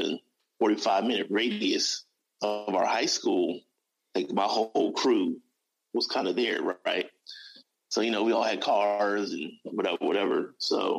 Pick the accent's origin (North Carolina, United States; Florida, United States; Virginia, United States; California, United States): California, United States; Los Angeles; I was born and raised in Los Angeles, California